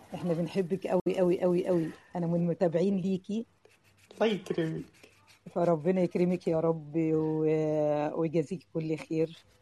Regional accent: Egypt; انا من مصر انا يعني من مصر

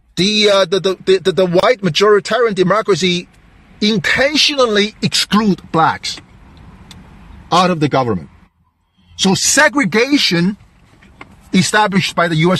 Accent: Delaware, United States; I'm, I'm from Delaware. I'm still live I still live in Delaware

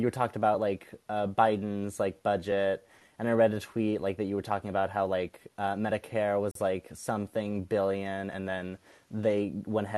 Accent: Cupertino, California, United States; I'm from California, Cupertino.

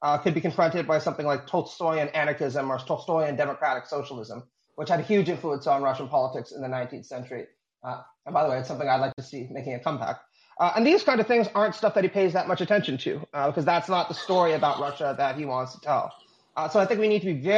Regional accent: Canada; as a Canadian

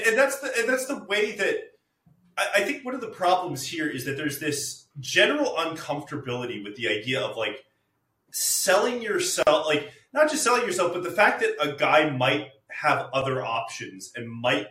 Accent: England, United Kingdom; I grew up in England.

